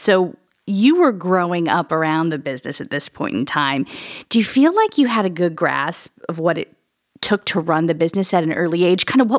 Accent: Illinois, United States; now in Columbus, United States; I grew up in Illinois, and I wasn't exposed to White Castle until I made the drive with my parents into Chicago

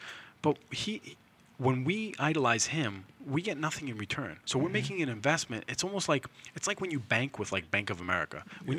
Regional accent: Lynn, Massachusetts, United States; I got a lot of friends who I grew up in Lynn with.

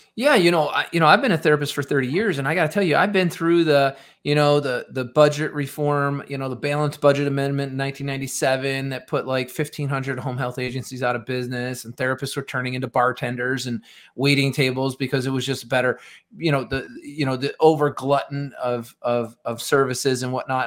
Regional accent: Rochester, New York, United States; I'm originally from Rochester, New York, outside Rochester in the suburbs

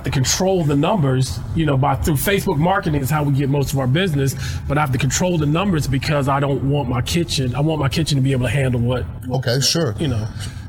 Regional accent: Tampa, Florida, United States; I grew up in Port Tampa.

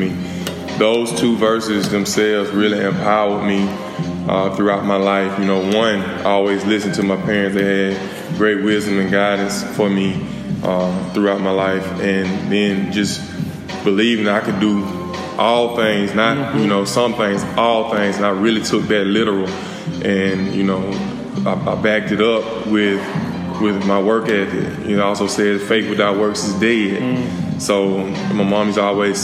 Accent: Selma, Alabama, United States; moved away as an adult; also born or lived in Atlanta, Georgia; now in Dallas, United States; I'm from Selma. I have a big extended family

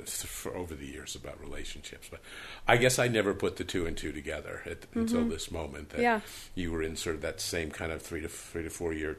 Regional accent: Northeast, United States; now in Utah, United States; I'm from the Northeast

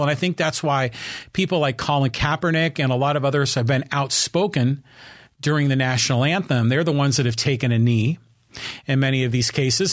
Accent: United States; here in my hometown, Kiwanis Club

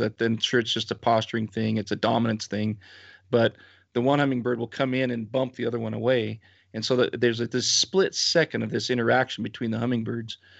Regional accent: Utah, United States; here around my my area, my hometown

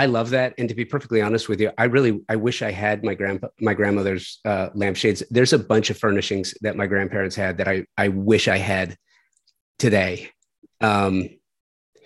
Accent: Los Angeles, California, United States; my neighborhood where I grew up in the San Fernando Valley

